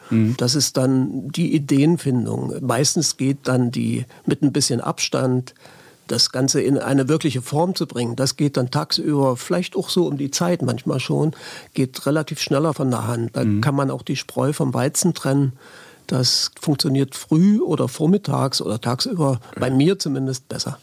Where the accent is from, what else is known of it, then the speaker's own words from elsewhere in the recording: Halle, Saxony-Anhalt, Germany; also born or lived in Leipzig; ich bin in Leipzig geboren, in Halle aufgewachsen